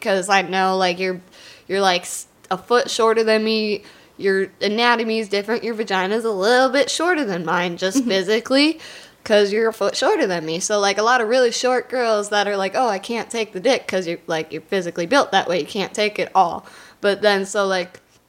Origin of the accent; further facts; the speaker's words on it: Wisconsin, United States; I'm from Wisconsin.